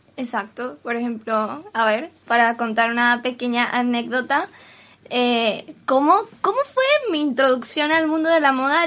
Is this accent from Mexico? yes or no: no; Venezuela; now in Spain; soy de Venezuela